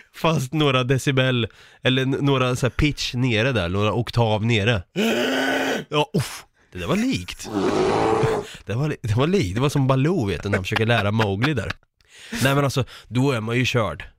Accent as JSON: {"language": "Swedish", "area": "home town near Vrinneviskogen", "region": "Östergötland", "country": "Sweden", "tie": "born or raised there", "said": "min hemstad"}